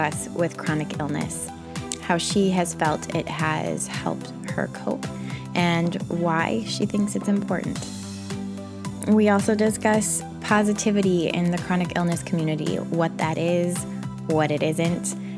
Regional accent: Rockford, Illinois, United States; I'm from Rockford, right?

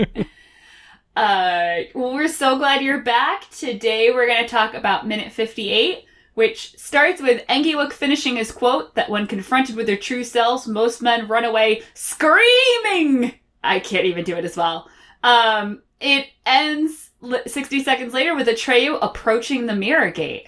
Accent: New England, United States; I grew up in New England

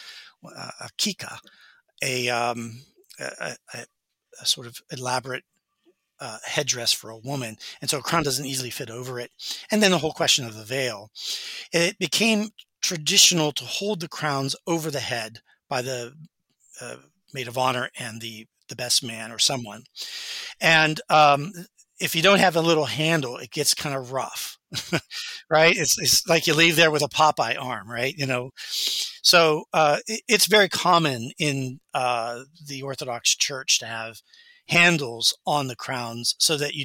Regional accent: United States; as an American

